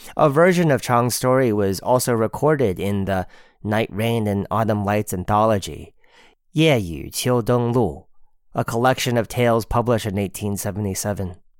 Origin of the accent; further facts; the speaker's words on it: Bournemouth, South West England, United Kingdom; in Bournemouth, my hometown